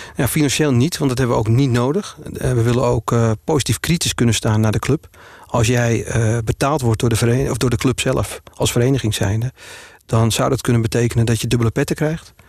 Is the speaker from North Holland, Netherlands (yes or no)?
yes; Purmerend, North Holland, Netherlands; also born or lived in Amsterdam; Geboren en getogen in Purmerend met Amsterdamse roots